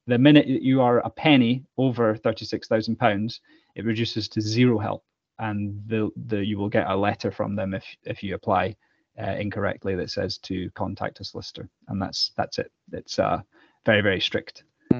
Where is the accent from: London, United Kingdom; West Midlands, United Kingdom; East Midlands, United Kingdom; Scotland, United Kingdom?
Scotland, United Kingdom; Being Scottish